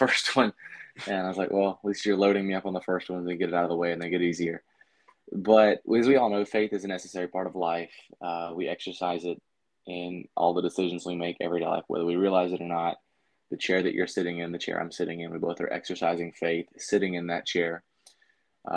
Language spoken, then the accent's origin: English; Shelbyville, Tennessee, United States; moved away as an adult; now in Fort Pierce, United States; I was born and raised in Shelbyville, Tennessee